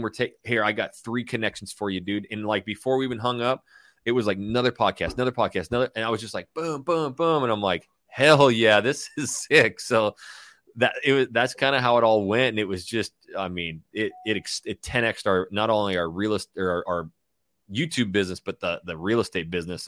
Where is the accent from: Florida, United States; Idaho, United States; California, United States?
Idaho, United States; Coeur d'Alene; moved away as an adult; also born or lived in Hayden Lake, Idaho / Portland; my hometown of Coeur d'Alene, Idaho, Hayden Lake, Idaho